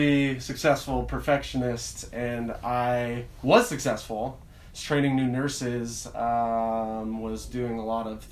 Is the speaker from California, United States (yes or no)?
no; Leavenworth, Washington, United States; also born or lived in Cashmere, Washington; I grew up in Leavenworth and Kashmir